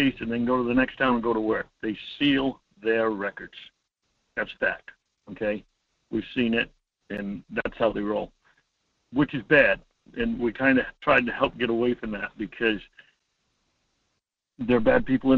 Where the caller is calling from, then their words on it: Homer, Alaska, United States; Hi, Mike. … from Homer, listening to you, watching those shows.